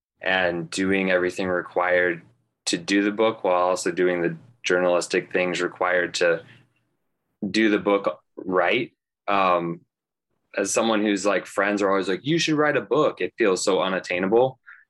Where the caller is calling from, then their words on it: South Bend, Indiana, United States; I'm chiming in from South Bend, which I feel like you know pretty well.